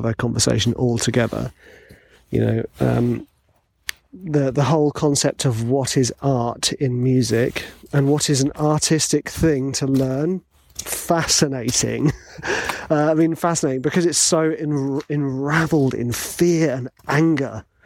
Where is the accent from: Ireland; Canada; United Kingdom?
United Kingdom; England